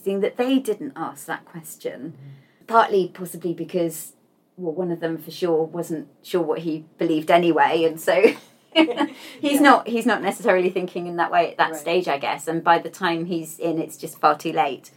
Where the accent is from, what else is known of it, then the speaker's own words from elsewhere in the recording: United Kingdom; I'm British